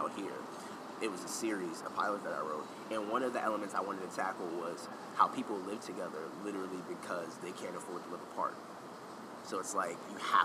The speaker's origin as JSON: {"language": "English", "town": "New York City", "region": "New York", "country": "United States", "said": "we're both from Harlem"}